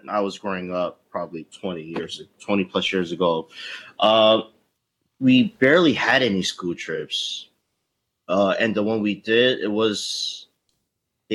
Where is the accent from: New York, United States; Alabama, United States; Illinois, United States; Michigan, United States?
New York, United States; New York City; moved away; I grew up in Queens